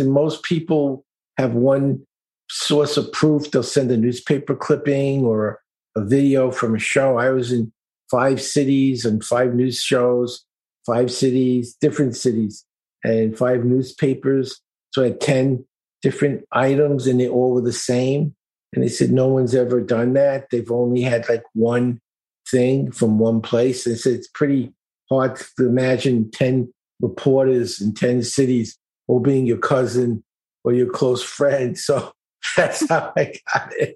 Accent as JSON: {"language": "English", "town": "New York City", "region": "New York", "country": "United States", "tie": "born or raised there", "said": "I grew up in East New York, Brooklyn."}